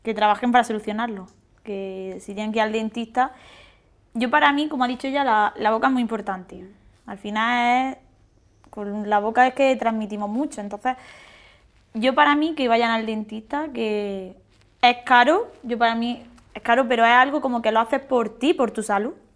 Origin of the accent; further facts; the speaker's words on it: Santa Fe, Andalusia, Spain; soy de Granada, de Santa Fe